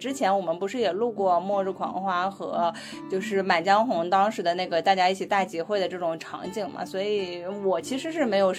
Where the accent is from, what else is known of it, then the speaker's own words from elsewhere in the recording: Northeast China, China; 作为一个东北人的我